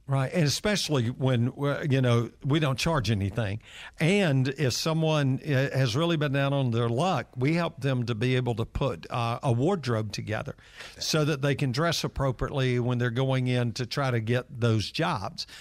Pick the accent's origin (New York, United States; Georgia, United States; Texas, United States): Georgia, United States; Atlanta; I'm one of those kids that grew up in downtown Atlanta, and I grew up right on Marietta Street